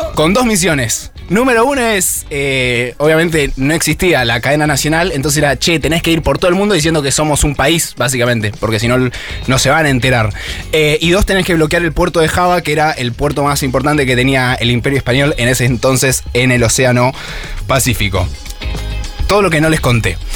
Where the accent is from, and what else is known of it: Argentina